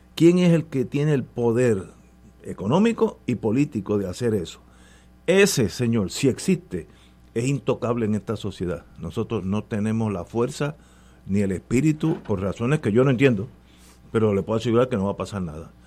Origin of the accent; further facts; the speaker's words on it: Puerto Rico; como puertorriqueño